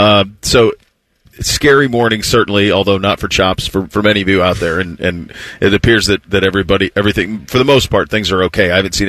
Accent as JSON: {"language": "English", "region": "Florida", "country": "United States", "said": "Because I come from Florida, right? It's like sunny and blue sky, bluebird. I moved here in May of 07."}